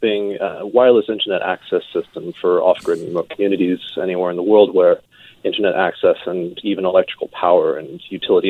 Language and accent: English; Salt Spring Island, British Columbia, Canada; moved away as an adult; also born or lived in Edmonton; Home for me is back on Salt Spring Island in the Gulf Coast.